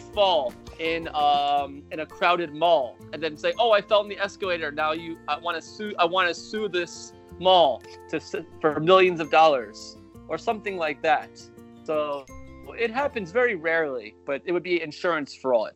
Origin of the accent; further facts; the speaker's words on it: United States; I'm from America